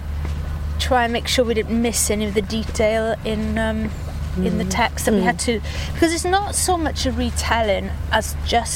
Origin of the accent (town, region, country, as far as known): Swansea, Wales, United Kingdom; born or raised there; moved away; also born or lived in Cardiff